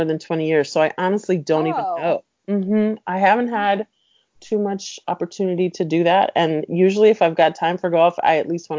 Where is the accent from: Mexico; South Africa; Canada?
Mexico; Mexico City; also born or lived in Puerto Rico / New York; And then we went to Mexico, and I really consider Mexico City to be my home